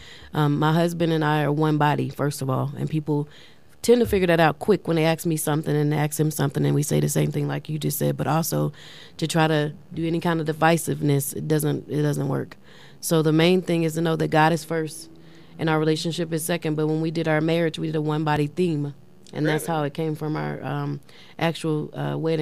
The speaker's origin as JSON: {"language": "English", "region": "Louisiana", "country": "United States", "tie": "born or raised there", "moved": "yes", "lives_now": "Colorado Springs, United States", "said": "I'm from Louisiana"}